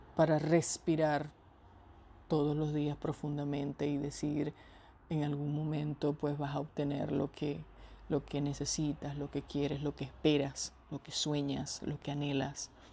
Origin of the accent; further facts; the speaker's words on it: Venezuela; moved away as an adult; sin poder estar en el hogar en el que nací y crecí